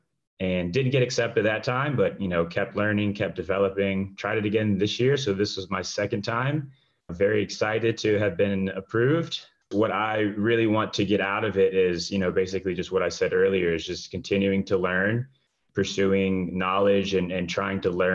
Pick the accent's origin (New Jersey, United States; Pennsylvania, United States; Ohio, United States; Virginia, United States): Virginia, United States; Richmond; born or raised there; first language English; also born or lived in Rio de Janeiro, Brazil; now in Atlanta, United States